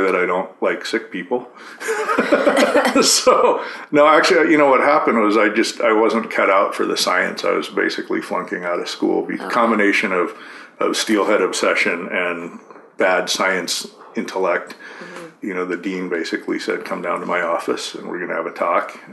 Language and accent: English; Corvallis, Oregon, United States; I grew up in Corvallis, Oregon. So Western Oregon